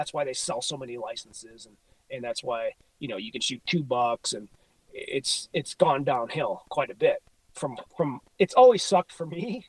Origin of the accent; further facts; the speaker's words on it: Illinois, United States; moved away as an adult; now in Missoula, United States; You know, Illinois, my home state. I grew up there. I moved here when I was 18. So I've been here for, I don't know, fucking 50 years.